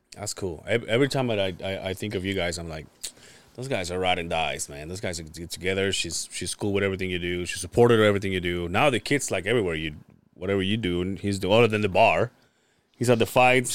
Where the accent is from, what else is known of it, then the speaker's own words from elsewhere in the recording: Mexico; now in United States; I grew up in Mexico